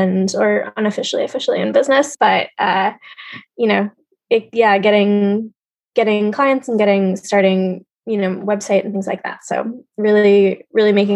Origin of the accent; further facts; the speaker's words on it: New York City, New York, United States; I was born and raised in New York City